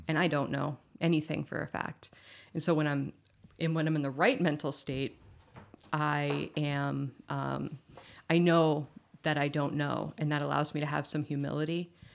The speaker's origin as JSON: {"language": "English", "region": "Massachusetts", "country": "United States", "tie": "born or raised there", "said": "I was born in Massachusetts."}